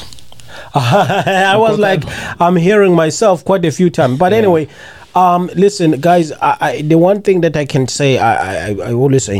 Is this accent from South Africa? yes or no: yes; South Africa; I'm South African